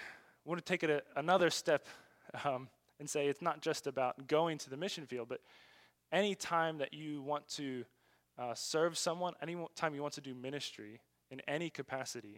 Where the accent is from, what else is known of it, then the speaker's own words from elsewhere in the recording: United States; moved away as an adult; now in China; we have as American Christians